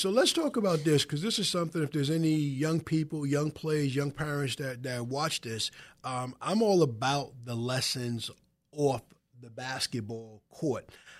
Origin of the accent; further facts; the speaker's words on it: Wyandanch, New York, United States; It has become you growing up in the Bronx, me growing up in Wyandanch, basketball was a very inclusive sport.